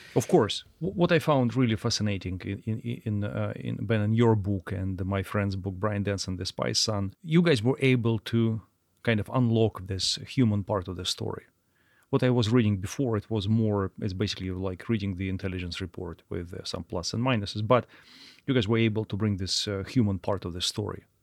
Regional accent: Russia; moved away as an adult; now in United States; we are from Russia and trained by Russians

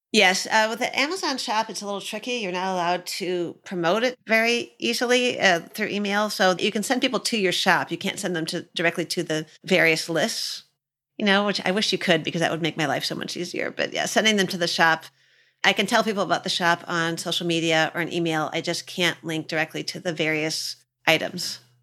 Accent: Michigan, United States; I'm from Michigan

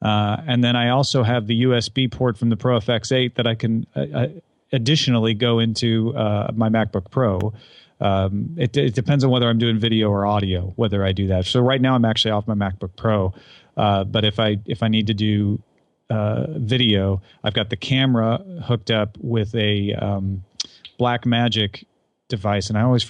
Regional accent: Illinois, United States; He's from Southern Illinois. I'm from Southern Illinois, so there's a little bit of a local connection there.

